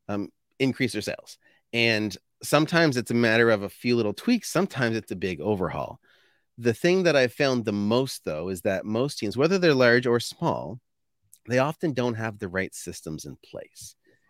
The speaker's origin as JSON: {"language": "English", "town": "Fredericton", "region": "New Brunswick", "country": "Canada", "tie": "born or raised there", "said": "I was born in Fredericton, New Brunswick, which I'm only 20 minutes away from there now. So at the end of the day, I didn't end up getting very far."}